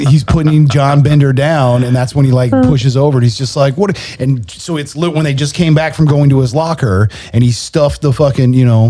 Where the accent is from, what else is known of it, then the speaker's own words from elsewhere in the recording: California, United States; I grew up in Cali